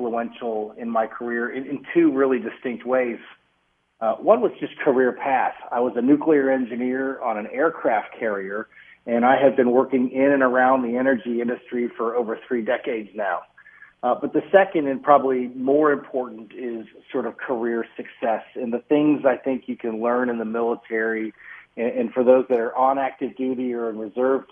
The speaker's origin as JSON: {"language": "English", "town": "Atlanta", "region": "Georgia", "country": "United States", "tie": "born or raised there", "moved": "as an adult", "lives_now": "Minnesota, United States", "said": "I grew up in Atlanta, Georgia, so I'm not a native Minnesotan"}